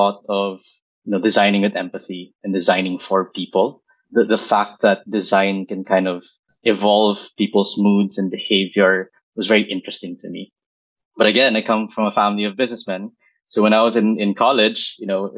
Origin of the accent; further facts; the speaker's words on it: Philippines; fully born and raised in the Philippines, I went to undergraduate in UP Diliman